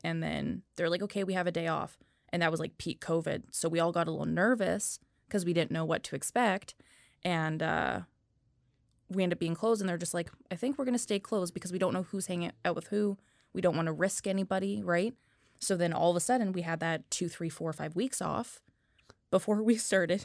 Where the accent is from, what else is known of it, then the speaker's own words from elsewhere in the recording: North Vancouver, British Columbia, Canada; also born or lived in Kamloops; I'm actually originally from North Vancouver